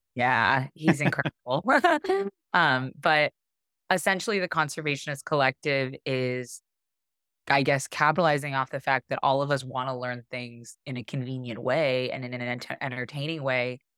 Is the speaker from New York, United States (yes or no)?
no; Arizona, United States; moved away as an adult; also born or lived in Hawaii; I grew up in Arizona, um, which is a landlocked state